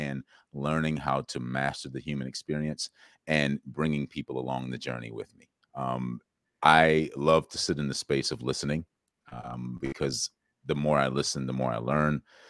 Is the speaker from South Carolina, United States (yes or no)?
yes; South Carolina, United States; I grew up in South Carolina